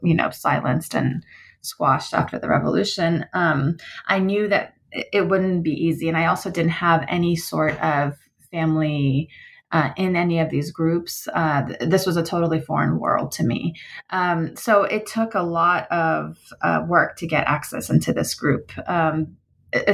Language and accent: English; United States; my family background is Iranian, although I grew up in the United States